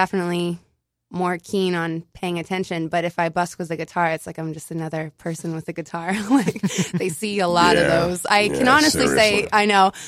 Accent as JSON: {"language": "English", "region": "Midwest", "country": "United States", "tie": "born or raised there", "also_born_or_lived": "Indiana", "moved": "as an adult", "lives_now": "New York, United States", "said": "growing up in the Midwest"}